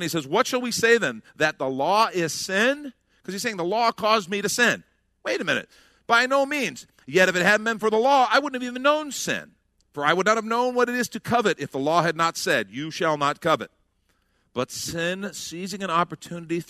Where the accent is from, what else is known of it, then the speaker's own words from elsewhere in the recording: United States; us as Americans